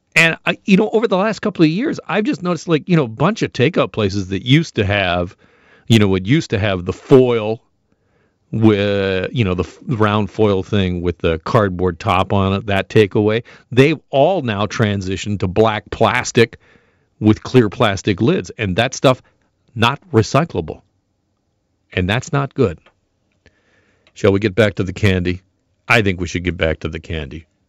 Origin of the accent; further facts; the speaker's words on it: Burlington, Ontario, Canada; the good folks in Burlington, my hometown